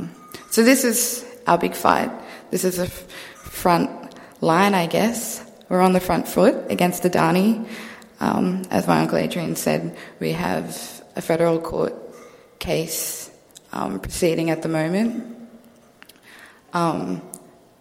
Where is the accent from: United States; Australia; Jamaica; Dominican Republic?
Australia; Central Queensland; moved away as an adult; I'm from Central Queensland. My whole life I've been raised on country, and it's only now that I'm at university that I live in the city